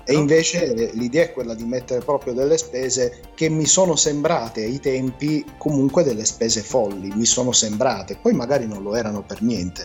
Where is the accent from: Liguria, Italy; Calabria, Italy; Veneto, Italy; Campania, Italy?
Liguria, Italy; Genoa; mia madre è genovese, io sono anche nato a Genova